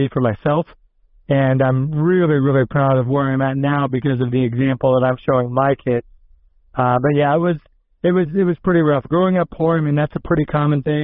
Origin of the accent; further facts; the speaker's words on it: Des Moines, Iowa, United States; moved away; Born and raised in Des Moines, Iowa